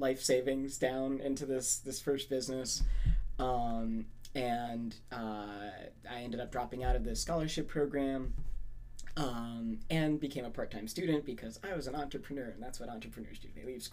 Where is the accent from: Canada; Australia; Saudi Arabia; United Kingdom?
Saudi Arabia; moved away as an adult; now in United States; I was born and raised in Saudi Arabia